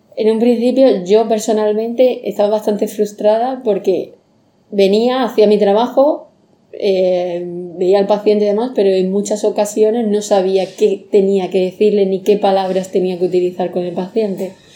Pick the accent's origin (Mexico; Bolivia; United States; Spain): Spain; Andalusia; moved away as an adult; now in Mallorca, Spain; soy de Andalucía